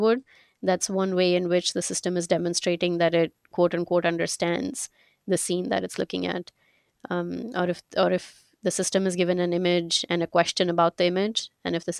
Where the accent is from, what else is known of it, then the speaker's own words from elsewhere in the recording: India; moved away as an adult; also born or lived in Glassboro, New Jersey / Pittsburgh; I'm originally from India. That's where I grew up.